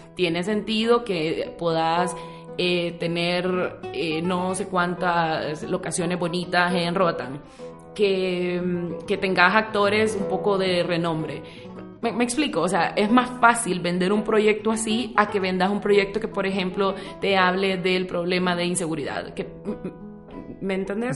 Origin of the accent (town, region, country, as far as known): Honduras